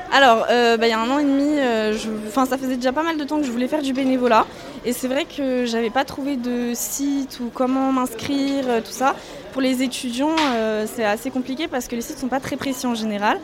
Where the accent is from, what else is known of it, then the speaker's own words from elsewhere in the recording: Melun, Île-de-France, France; je viens de Melun et je suis étudiante à Paris